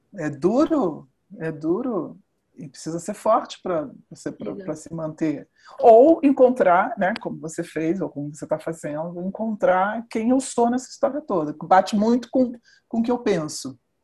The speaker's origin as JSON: {"language": "Portuguese", "country": "Brazil", "said": "Eu sou brasileira, eu percorri uma vida de uma profissional brasileira"}